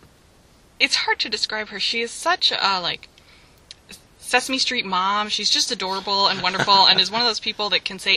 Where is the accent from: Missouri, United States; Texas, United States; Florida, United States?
Missouri, United States; Webster Groves; moved away as an adult; now in Kirksville, United States; I am from Webster Groves, which is a suburb of St. Louis